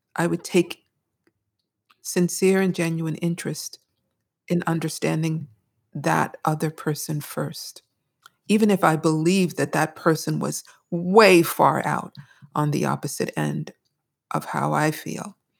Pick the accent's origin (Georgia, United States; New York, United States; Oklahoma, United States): New York, United States; Brooklyn; I grew up in the People's Republic of Brooklyn